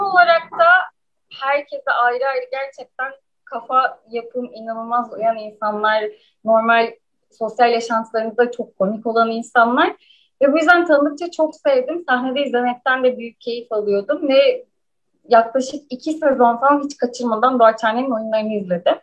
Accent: İzmir, Turkey; İzmir'de doğdum ve büyüdüm.

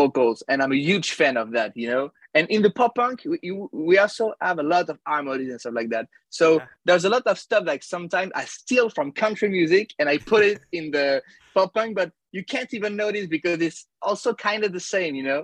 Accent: Paris, Île-de-France, France; I'm from Paris, France. Oh, I'm close to Paris. I'm not in Paris.

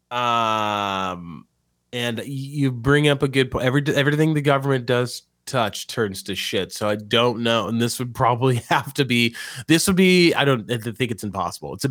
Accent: New Mexico, United States; now in Louisiana, United States; Like I'm from I'm from New Mexico, and now I'm in Louisiana rebuilding the nation.

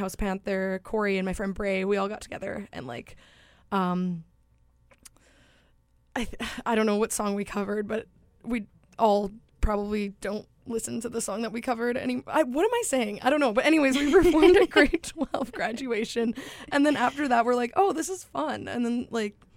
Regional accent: Stonewall, Manitoba, Canada; I grew up in Stonewall, so only, like, 30 minutes away

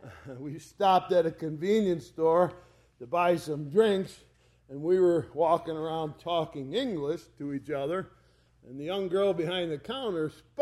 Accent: United States; We're from America.

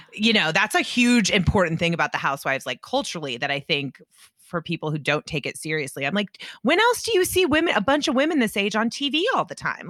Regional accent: Indianapolis, Indiana, United States; now in New York, United States; I grew up in Indianapolis, Indiana, and half of my best friends are Jewish

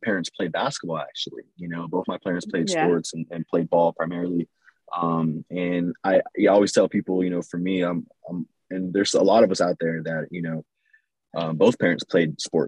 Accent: Los Angeles, California, United States; moved away as an adult; also born or lived in New York City; I grew up in East LA, and then we slowly started making our way east, more east in the valley, and then kind of grew up in the San Gabriel Valley as well.

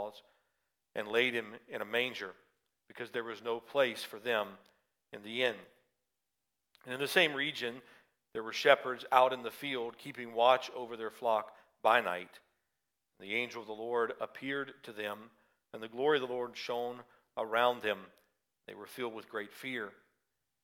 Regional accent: the South, United States; accent: southern; moved away; my southern accent may come out more after having spent time with them

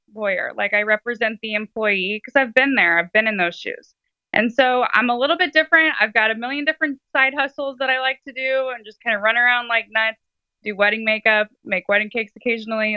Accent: St. Louis, Missouri, United States; I am from St. Louis, Missouri

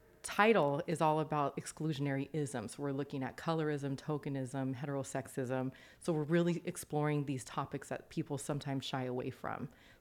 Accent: Los Angeles, California, United States; I hail from Los Angeles, born and raised.

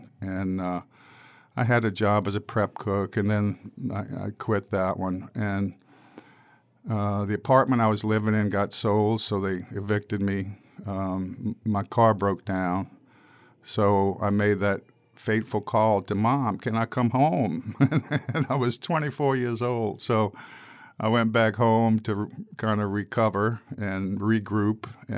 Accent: River Ridge, Louisiana, United States; also born or lived in New Orleans; I was born on Napoleon Avenue at Southern Baptist, so let's start there, and raised in River Ridge. What is now River Ridge.

